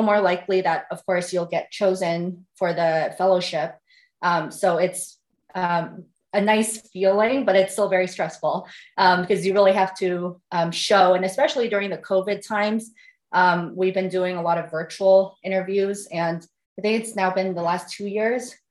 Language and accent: English; San Francisco, California, United States; moved away as an adult; also born or lived in Nevada / Detroit area, Michigan; now in Columbus, United States; I'm originally from California, from San Francisco.